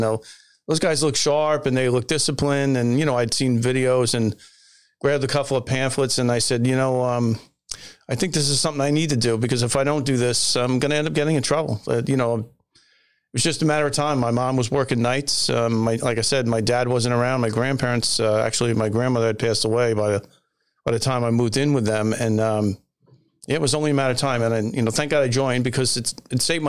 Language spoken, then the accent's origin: English; Long Island, New York, United States; also born or lived in Massachusetts; I grew up on Long Island